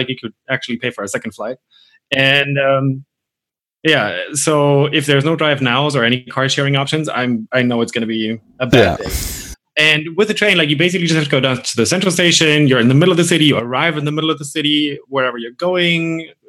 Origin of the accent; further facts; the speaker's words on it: Bavaria, Germany; because we're both from Bavaria